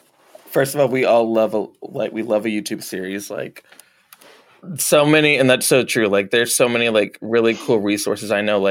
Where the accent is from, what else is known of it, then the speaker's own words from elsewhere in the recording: the South, United States; And I know like for me, like growing up in the South and stuff